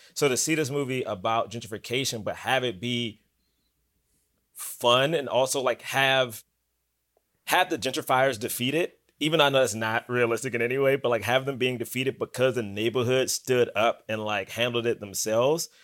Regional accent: Washington, District of Columbia, United States; also born or lived in Bronx, New York; now in New York, United States; I'm from Southeast D C

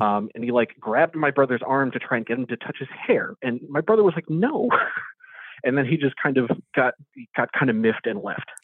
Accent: Maryland, United States; also born or lived in West Philadelphia; now in Philadelphia, United States; I grew up in Maryland

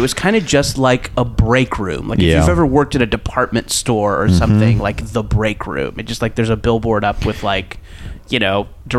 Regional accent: Orange County, California, United States; I grew up in Orange County

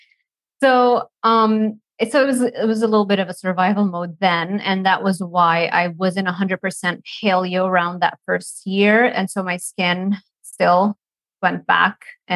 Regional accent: Lebanon; moved away as an adult; also born or lived in Miami, United States; now in United States; I grew up in Lebanon, by the way. So I've moved and became an American like in 2012

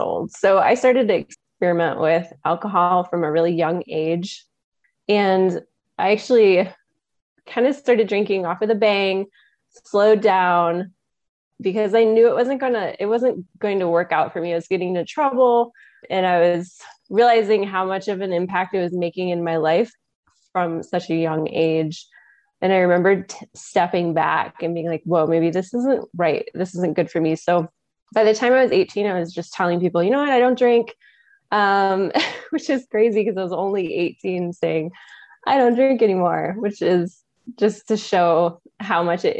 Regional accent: West Michigan, United States; I am from West Michigan

